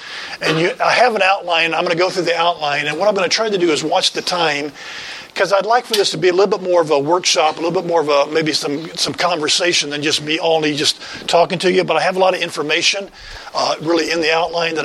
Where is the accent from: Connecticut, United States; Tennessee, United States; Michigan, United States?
Tennessee, United States; West; moved away as an adult; also born or lived in Cleveland, Ohio; I grew up in West Tennessee and was there for most of my shaping times of life.